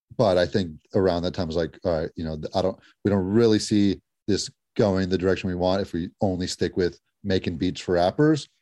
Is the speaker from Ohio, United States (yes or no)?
no; Los Angeles, California, United States; we loved growing up in L A.